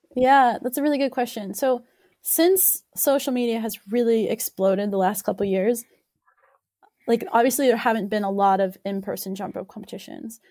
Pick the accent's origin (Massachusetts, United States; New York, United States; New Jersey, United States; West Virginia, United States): West Virginia, United States; also born or lived in Ohio; I grew up in West Virginia, so I grew up on a, a jump rope team there